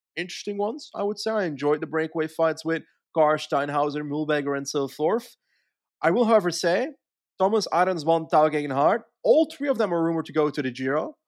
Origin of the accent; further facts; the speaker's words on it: Flanders, Belgium; as a Flemish guy